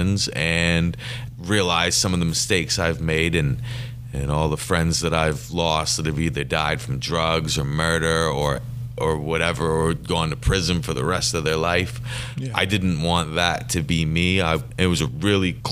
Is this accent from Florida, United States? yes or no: no; Bangor, Maine, United States; I was born right here in Bangor, Maine.